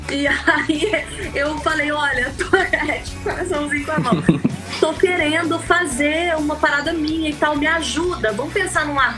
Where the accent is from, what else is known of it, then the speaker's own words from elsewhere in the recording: São Gonçalo, Rio de Janeiro, Brazil; also born or lived in Niterói / Itaboraí; eu nasci em São Gonçalo, fui morar em Niterói, fui para Itaboraí e tô aqui há sete, mais nove anos.